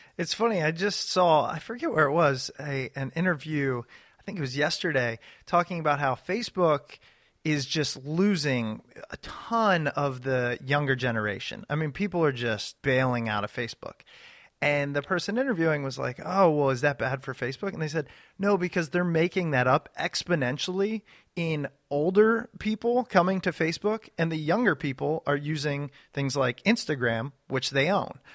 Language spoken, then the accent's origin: English; Ashburn, Virginia, United States; John and I grew up in Ashburn, Virginia